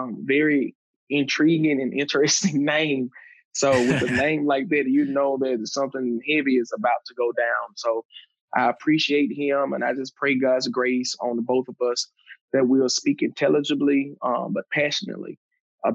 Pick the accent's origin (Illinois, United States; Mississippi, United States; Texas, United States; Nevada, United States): Mississippi, United States; Macon; also born or lived in Starkville, Mississippi; I was born and raised in Starkville, Mississippi, Oktibbeha County, just north of Noxubee County, which was my hometown where we resided in Macon, Mississippi